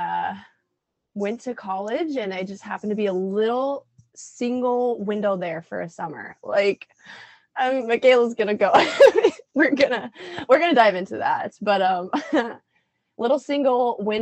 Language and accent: English; Red Oak, Iowa, United States; I grew up in Southwest Iowa, Red Oak to be specific.